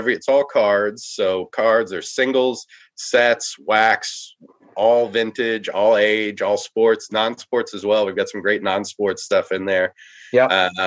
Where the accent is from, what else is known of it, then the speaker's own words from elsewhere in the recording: Dallas, Texas, United States; I grew up in Dallas. So I came back here